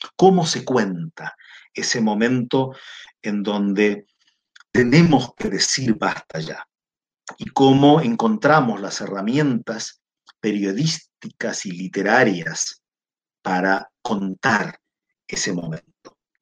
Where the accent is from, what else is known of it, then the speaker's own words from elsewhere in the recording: Argentina; now in Chile; yo soy argentino, vivo en Chile